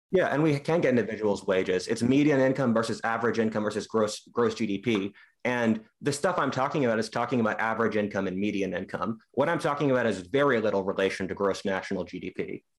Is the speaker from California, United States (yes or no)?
no; Philadelphia, Pennsylvania, United States; I'm from Philadelphia